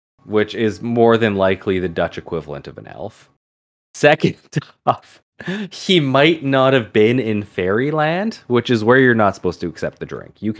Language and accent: English; England, United Kingdom; That, and, you know, we're English, so that's where most of the stories come from.